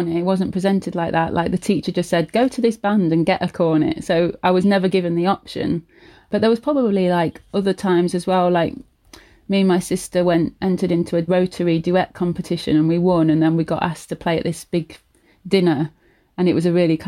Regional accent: Leicester, East Midlands, United Kingdom; my accent was really common compared to where they'd brought up, because we were like in the middle of Leicester

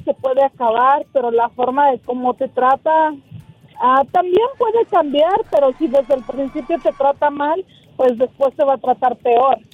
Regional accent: State of Mexico, Mexico; moved away as an adult; soy del Estado de México

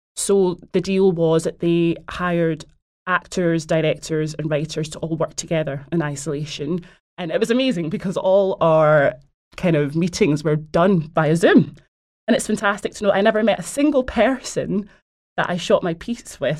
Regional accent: Glasgow, Scotland, United Kingdom; now in London, United Kingdom; I'm from Glasgow

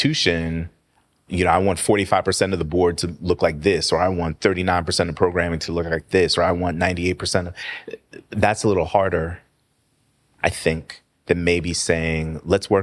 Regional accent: New York City, New York, United States; moved away as an adult; also born or lived in Atlanta / Oakland; now in Washington, D.C., United States; I was born and raised in Queens

